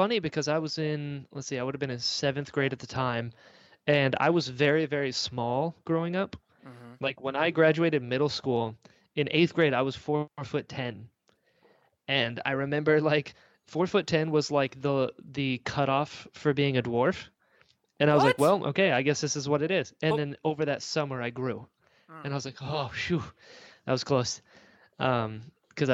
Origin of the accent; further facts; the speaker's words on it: North Carolina, United States; I'm from North Carolina, so I support it.